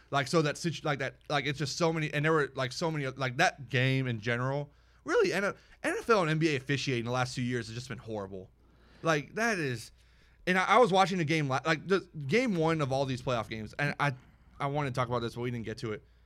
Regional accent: Houston, Texas, United States; I'm from Houston

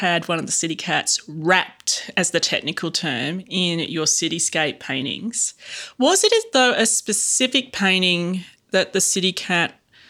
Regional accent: Mackay, Queensland, Australia; born or raised there

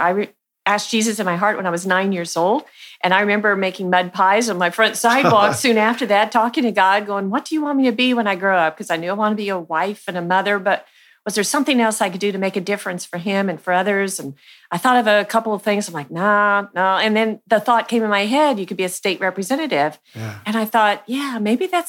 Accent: Archie, Missouri, United States; I grew up on a farm just north of Archie, Missouri

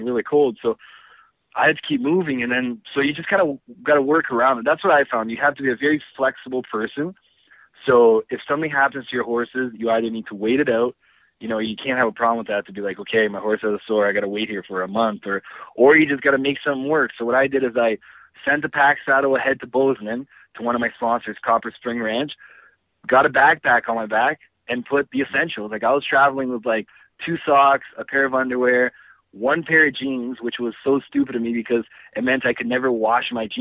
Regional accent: Canada; also born or lived in Brazil; growing up in Canada

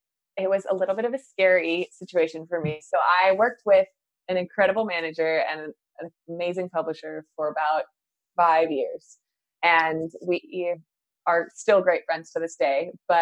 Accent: Waconia, Minnesota, United States; And I did a hometown release show in my hometown of Waconia, Minnesota, back in June.

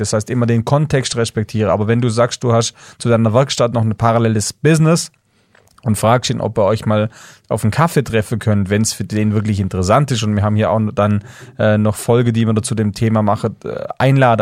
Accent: Swabian Jura, Baden-Württemberg, Germany; ich bin in einer kleinen Ortschaft aufgewachsen auf der Schwäbischen Alb, 1000 Leute

